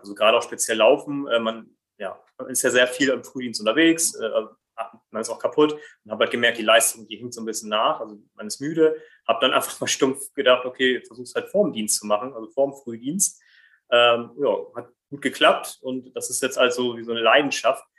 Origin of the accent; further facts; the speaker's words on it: Brazil; now in Germany; komme gebürtig aus Brasilien